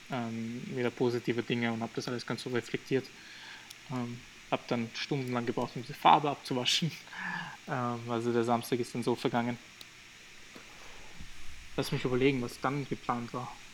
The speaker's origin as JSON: {"language": "German", "country": "Albania", "said": "Und wir sind ja aus Albanien, also muss, muss man sich halt vorstellen"}